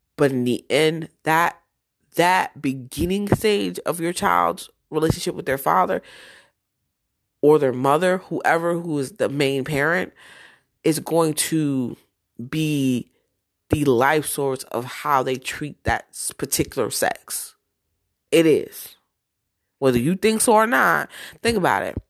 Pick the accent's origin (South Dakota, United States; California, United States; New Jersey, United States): New Jersey, United States; moved away; also born or lived in Georgia / Florida; I'm from Jersey